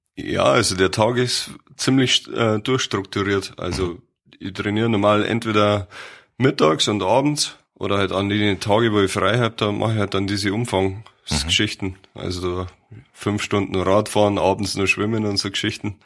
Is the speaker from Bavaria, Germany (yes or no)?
yes; Mammendorf, Bavaria, Germany; Also ich bin aufgewachsen in Mammendorf, das ist im Landkreis Fürstenfeldbruck